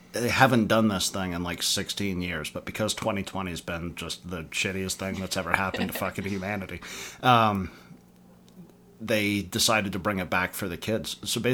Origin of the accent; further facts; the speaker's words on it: Murfreesboro, Tennessee, United States; I grew up in Murfreesboro, so it was this small when I was, like, 10.